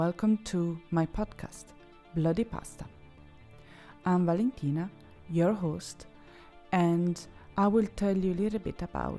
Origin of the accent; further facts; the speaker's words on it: Italy; So I'm Italian, born and raised in Italy